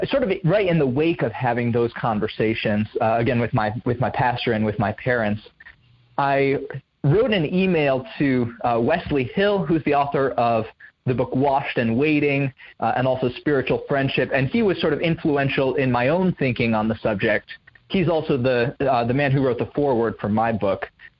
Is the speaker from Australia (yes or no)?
no; Indonesia; moved away as an adult; now in United States; So I grew up overseas in Indonesia. My family moved there when I was 3, and then I came back to the States for college when I was 18.